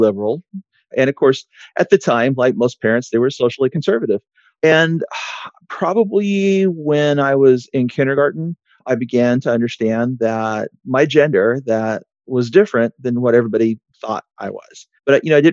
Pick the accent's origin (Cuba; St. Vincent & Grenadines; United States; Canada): United States; Oklahoma; moved away; Originally, I'm from Oklahoma. My family had been there before statehood